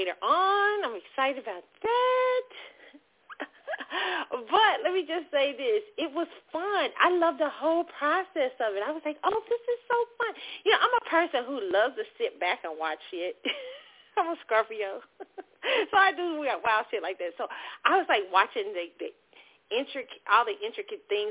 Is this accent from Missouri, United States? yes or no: yes; Kansas City, Missouri, United States; moved away; my hometown, Kansas City